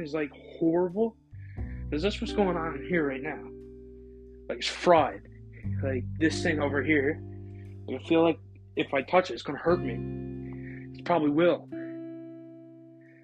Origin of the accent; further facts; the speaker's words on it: Canada; I'm from Canada. Never been to the U.S.